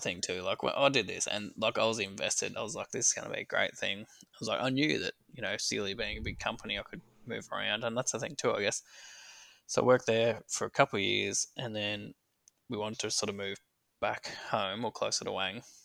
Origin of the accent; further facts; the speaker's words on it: Wangaratta, Victoria, Australia; I was born and raised in Wangaratta in northeast Victoria.